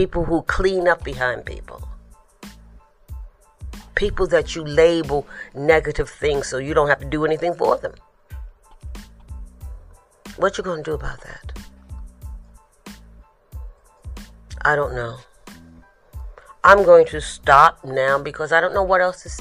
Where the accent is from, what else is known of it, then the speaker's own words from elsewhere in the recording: New York City, New York, United States; I'm from the Bronx